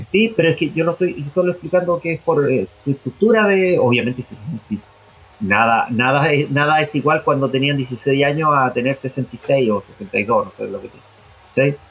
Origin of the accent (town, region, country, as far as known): Chile